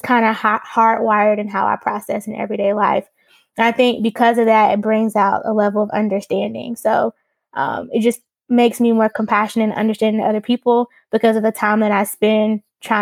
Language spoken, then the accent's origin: English; Greensboro, North Carolina, United States; I'm from Greensboro, North Carolina